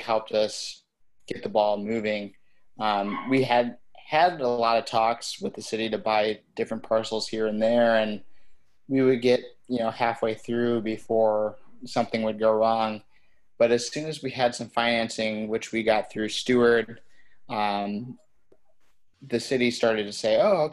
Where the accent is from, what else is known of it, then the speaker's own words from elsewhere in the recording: Detroit, Michigan, United States; also born or lived in Chicago; I'm originally from the Detroit area